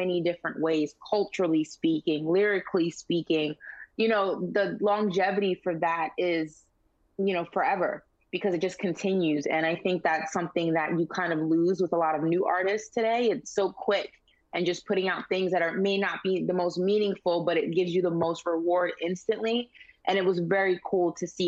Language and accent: English; New York City, New York, United States; my childhood, especially growing up in New York.